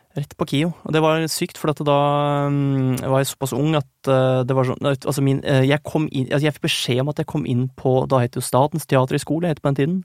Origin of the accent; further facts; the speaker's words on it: Krokstadelva, Buskerud, Norway; Jeg kommer fra det lille stedet Krokstadelva, som ikke ligger så langt fra Drammen